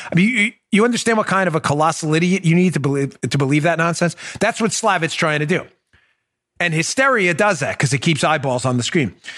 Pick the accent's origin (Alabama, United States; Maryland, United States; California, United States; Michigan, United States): Maryland, United States; I'm from Maryland